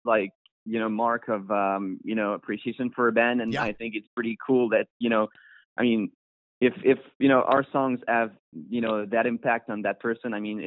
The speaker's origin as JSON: {"language": "English", "town": "Montreal", "region": "Quebec", "country": "Canada", "said": "we're from Montreal"}